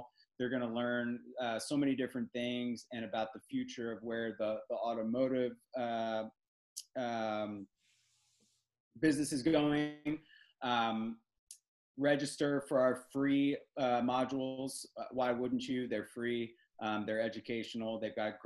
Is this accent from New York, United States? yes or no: no; Philadelphia, Pennsylvania, United States; now in Raleigh, United States; I am a Philadelphian